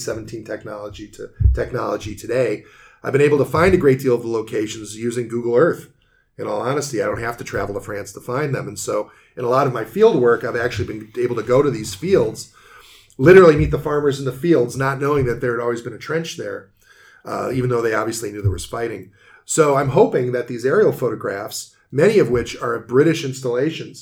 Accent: United States; I'm American

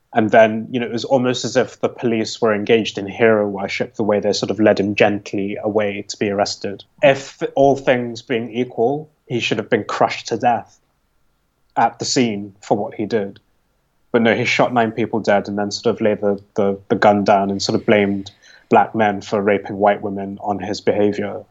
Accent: United Kingdom; I'm speaking as a British person

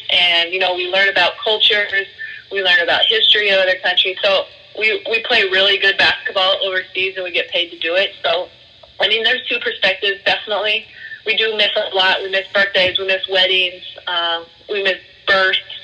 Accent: Chicago, Illinois, United States; growing up in Chicago

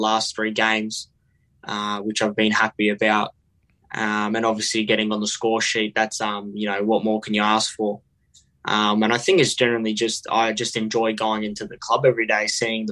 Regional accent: Melbourne, Victoria, Australia; I lived in Hillside and I played for Killer Park Soccer Club

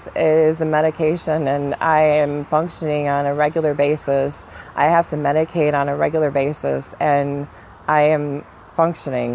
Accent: California, United States; also born or lived in Minnesota; now in Florida, United States; I'm originally from California

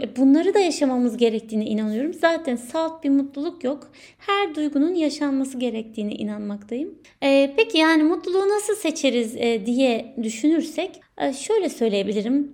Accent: Turkey; moved away as an adult; Ülkemden, ailemden, sevdiklerimden ayrı olan ilk doğum günüm

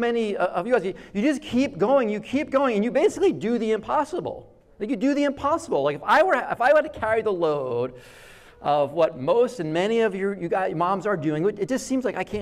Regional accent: Jersey Shore, New Jersey, United States; I grew up on the Jersey Shore

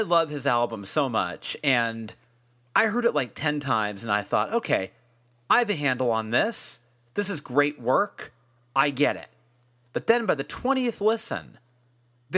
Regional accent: California, United States; As a Californian

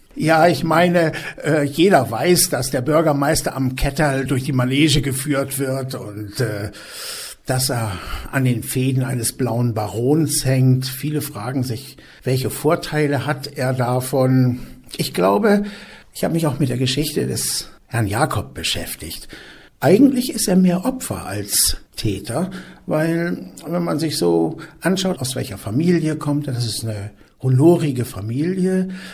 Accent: Germany; also born or lived in Füssen; bei uns in Deutschland

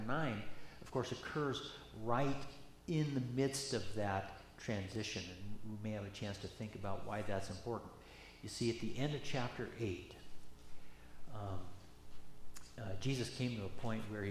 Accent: Eastern Washington, United States; I grew up in Eastern Washington, and so this region, the Palouse and whatever, is very familiar to me

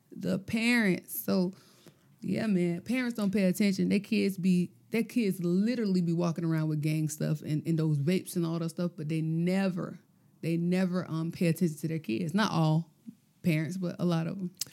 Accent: Gloverville, United States; I'm from Gloverville

